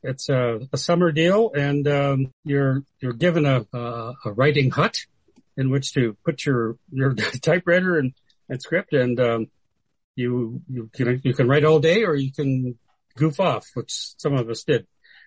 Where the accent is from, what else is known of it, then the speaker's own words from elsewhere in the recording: Medicine Hat, Alberta, Canada; also born or lived in Edmonton, Alberta; now at 78, it's not really brief anymore. I was born in Medicine Hat, Alberta, where I still have family, and I visit there whenever I can.